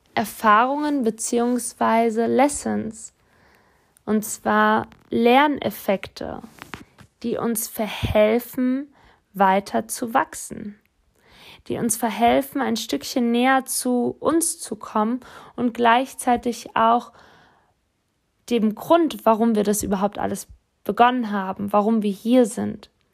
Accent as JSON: {"language": "German", "town": "Offenbach am Main", "region": "Hesse", "country": "Germany", "tie": "born or raised there", "said": "ich bin in Offenbach groß geworden"}